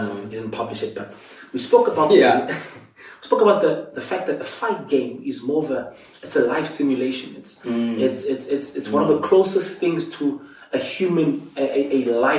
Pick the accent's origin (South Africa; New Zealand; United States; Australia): South Africa; Cape Town, Western Cape; now in Johannesburg, South Africa; I was actually born in Cape Town, moved to the Eastern Cape back in 29.